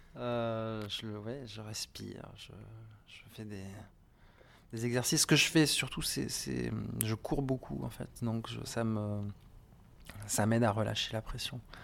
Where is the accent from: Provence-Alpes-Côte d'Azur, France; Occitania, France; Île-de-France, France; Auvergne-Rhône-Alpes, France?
Occitania, France; Montpellier; À Montpellier.